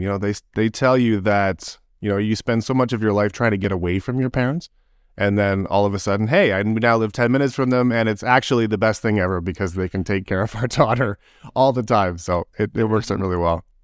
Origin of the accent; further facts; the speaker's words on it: Toronto, Ontario, Canada; I was born in Scarborough. I, I grew up in Toronto.